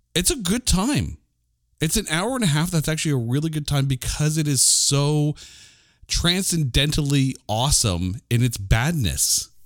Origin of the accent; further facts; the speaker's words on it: Canada; I'm a Canadian